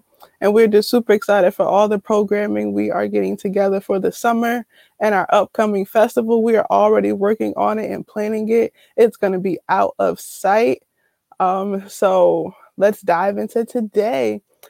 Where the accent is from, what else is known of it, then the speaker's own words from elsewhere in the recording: Newark, New Jersey, United States; moved away as an adult; now in Connecticut, United States; I'm from Newark too.